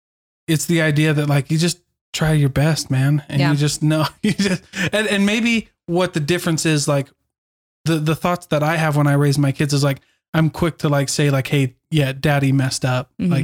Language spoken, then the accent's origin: English; Iowa, United States; I grew up in Iowa. And same thing. We had one place as the drive-in.